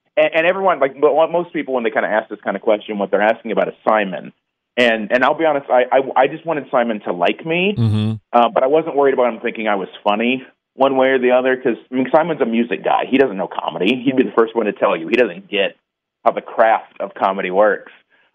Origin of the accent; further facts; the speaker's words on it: Indiana, United States; now in California, United States; I'm not from Fort Wayne, but I'm an Indiana boy.